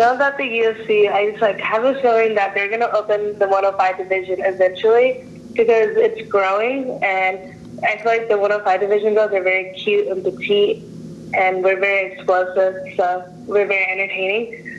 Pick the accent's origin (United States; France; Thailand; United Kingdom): Thailand; Chiang Mai; born there; Yeah, I was born in Chiang Mai, Thailand.